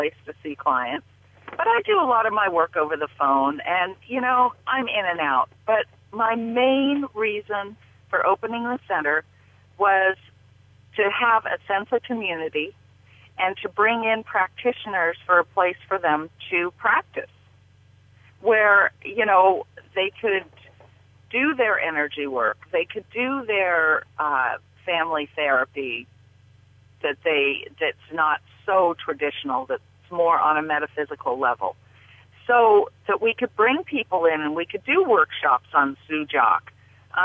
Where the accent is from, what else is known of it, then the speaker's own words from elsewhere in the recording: Bay Area, California, United States; I grew up in the Bay Area